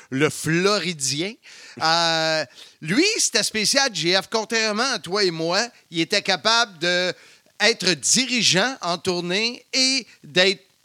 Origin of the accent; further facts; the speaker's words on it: Salaberry-de-Valleyfield, Quebec, Canada; born there; C'est ma ville natale. C'était un festival country qu'il y avait à Valleyfield.